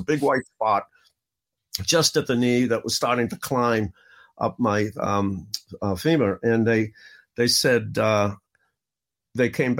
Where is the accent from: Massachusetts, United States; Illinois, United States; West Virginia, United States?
Massachusetts, United States; Boston; I grew up in the inner city in Boston, the worst section possible. I grew up in Roxbury